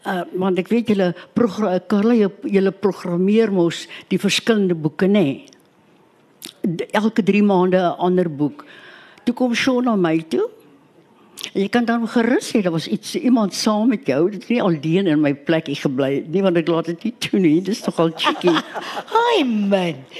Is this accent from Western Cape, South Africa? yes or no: yes; Western Cape, South Africa; Ek kom van die Kaap af.